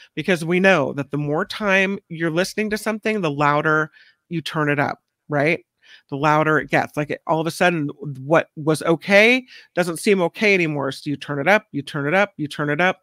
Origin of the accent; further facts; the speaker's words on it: Hawaii, United States; I was born in Hawaii, so I called my grandmother Tutu, which is grandma in Hawaiian